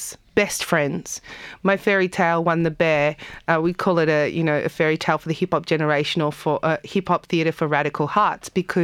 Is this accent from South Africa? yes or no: yes; South Africa; now in Australia; We come from South Africa. We are occupying, you know, coming to occupy an occupied land like Australia where sovereignty hasn't been ceded.